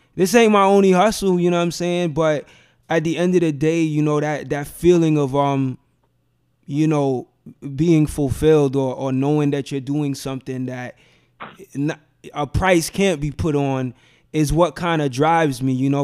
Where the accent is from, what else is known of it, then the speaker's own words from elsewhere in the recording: New York City, New York, United States; I grew up in Bed Stuy